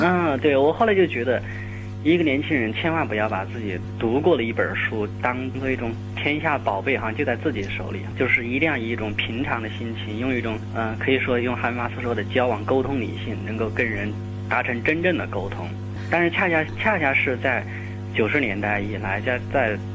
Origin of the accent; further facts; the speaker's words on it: China; 我们中国人